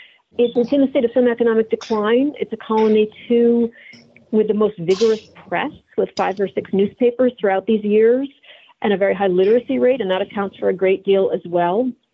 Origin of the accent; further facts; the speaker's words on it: Adams, Massachusetts, United States; I'm from Adams, Massachusetts